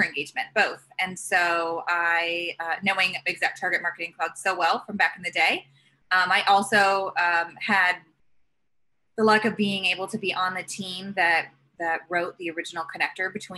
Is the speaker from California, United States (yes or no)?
no; Indianapolis, Indiana, United States; moved away; growing up in Indiana and having Indianapolis